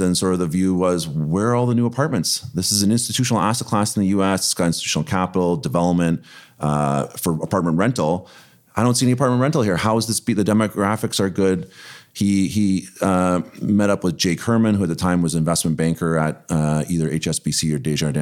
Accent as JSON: {"language": "English", "town": "Toronto", "region": "Ontario", "country": "Canada", "tie": "born or raised there", "said": "born and raised in Toronto"}